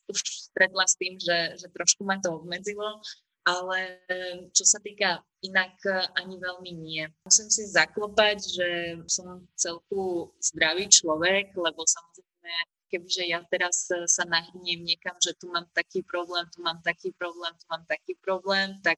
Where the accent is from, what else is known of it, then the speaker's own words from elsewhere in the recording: Slovakia; ale ja osobne ich nemám rada, neviem, či som zo Slovenska v tomto